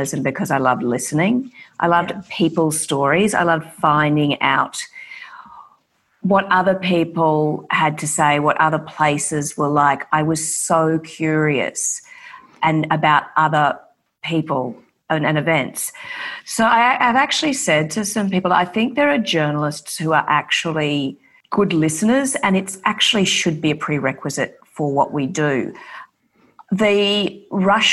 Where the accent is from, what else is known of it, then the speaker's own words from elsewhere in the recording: Brisbane, Queensland, Australia; I grew up in Brisbane